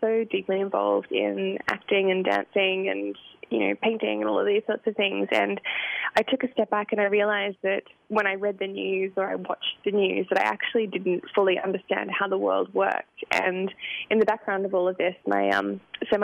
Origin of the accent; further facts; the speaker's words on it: Lismore, New South Wales, Australia; now in Chicago, United States; Lismore is a country town, and it's close to Byron Bay